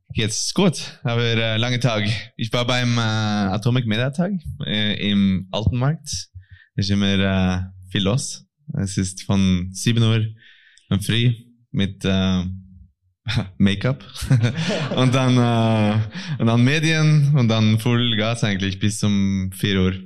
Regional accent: Norway; German is a second language; als ein Norweger

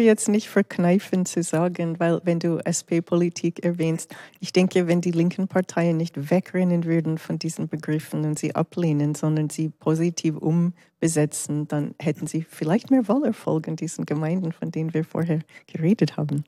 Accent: Canada; now in Switzerland; Ich bin ja in Kanada aufgewachsen

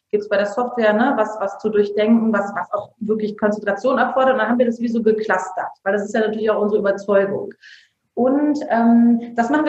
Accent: Bergisch Gladbach, North Rhine-Westphalia, Germany; also wir sind ja auch dahin gezogen, wo ich aufgewachsen bin. Ja, also wir waren auch in Köln sehr glücklich. In Bergisch Gladbach ist es auch voll schön.

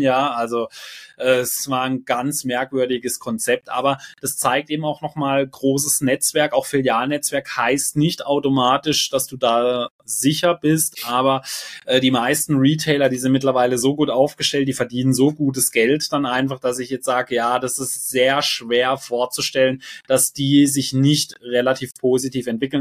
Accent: Germany; bei uns in Deutschland

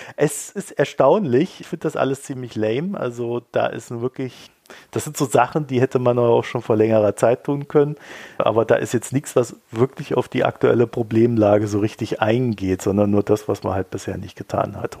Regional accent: Weinheim, Baden-Württemberg, Germany; als ich jung war, bin ich ja in Weinheim aufgewachsen.

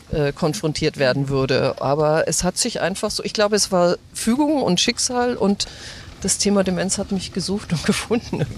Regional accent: Grünwald, Bavaria, Germany; first language German; Wir sind aufgewachsen in Grünwald in einem ganz normalen Haus

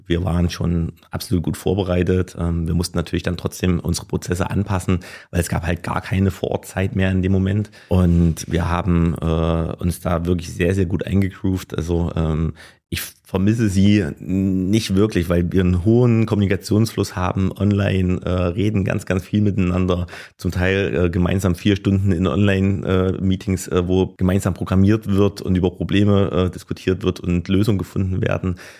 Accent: Gera, Thuringia, Germany; bin Urgerer, ähm, bin hier geboren, habe hier die ganze Zeit gelebt, war nie wirklich weg.

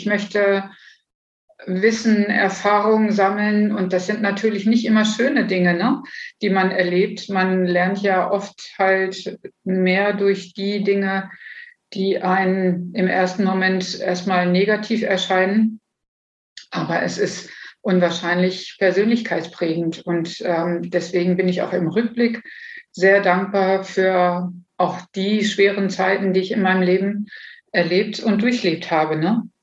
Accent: Bad Pyrmont, Lower Saxony, Germany; born there; Also ähm, geboren wurde ich in Bad Pyrmont und ähm, war schon immer jemand, ich würde jetzt sagen mal Nestflüchter.

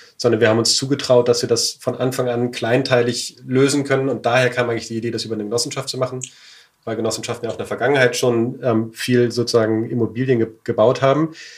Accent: Berlin, Germany; meine Heimatstadt Berlin

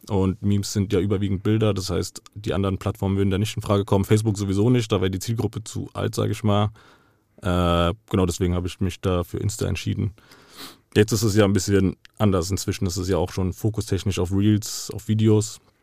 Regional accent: Frankfurt, Hesse, Germany; ich bin hier geboren und aufgewachsen. Mein ganzes Leben hat sich hier abgespielt

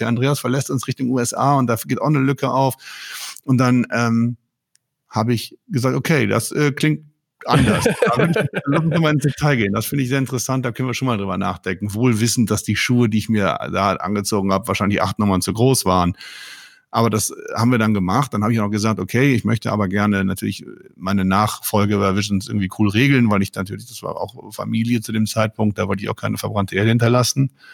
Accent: Mönchengladbach, North Rhine-Westphalia, Germany; also born or lived in Münster; In meiner Heimatstadt Mönchengladbach

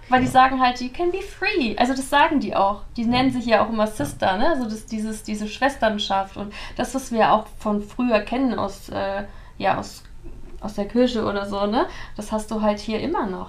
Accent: near Cologne, North Rhine-Westphalia, Germany; moved away as an adult; now in Dubai, United Arab Emirates; ich bin ja auch in der Nähe von Köln aufgewachsen

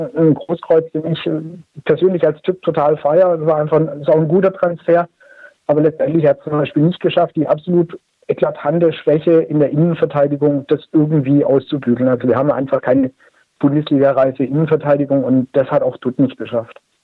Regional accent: Stuttgart area, Baden-Württemberg, Germany; ich bin in der Stuttgarter Umgebung groß geworden

